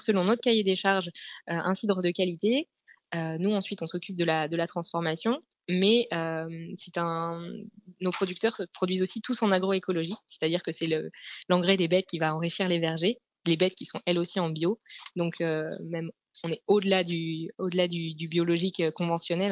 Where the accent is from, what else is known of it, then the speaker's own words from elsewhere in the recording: Normandy, France; je suis normande